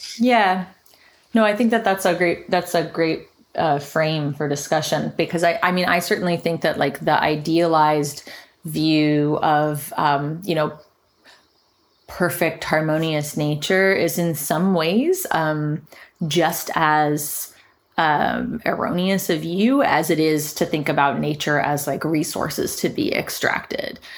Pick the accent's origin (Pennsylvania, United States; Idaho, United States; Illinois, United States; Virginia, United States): Virginia, United States; Richmond; moved away; in my hometown, Richmond, Virginia